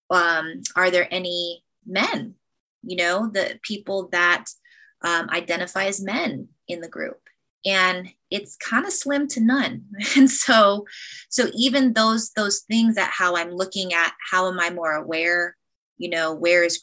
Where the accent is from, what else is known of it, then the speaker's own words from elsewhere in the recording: United States; I'm half Black and Filipino, and I'm an American